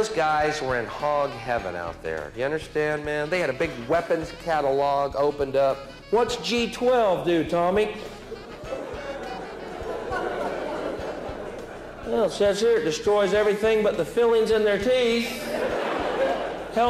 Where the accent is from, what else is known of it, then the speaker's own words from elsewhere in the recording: United States; I'm from the States